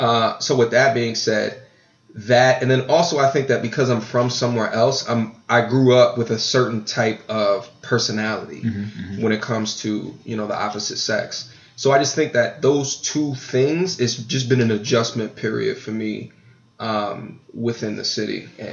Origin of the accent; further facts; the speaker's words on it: Long Island, New York, United States; But I'm from Long Island, though.